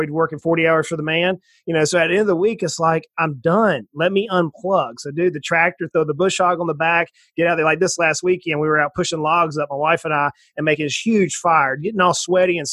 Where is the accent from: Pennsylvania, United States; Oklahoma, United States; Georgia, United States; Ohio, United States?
Georgia, United States; South; moved away as an adult; also born or lived in Knoxville, Tennessee; now in Tennessee, United States; So I grew up in South Georgia in the swamps of South Georgia, right on the ocean on the east coast of the United States, and moved up here to Tennessee after marrying my wife.